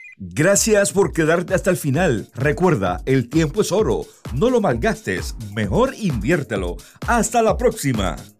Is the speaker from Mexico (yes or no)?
no; Argentina; Yo soy de Argentina